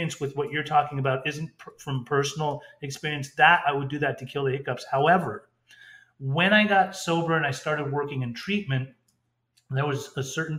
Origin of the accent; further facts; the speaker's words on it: Orange County, California, United States; we grew up in Orange County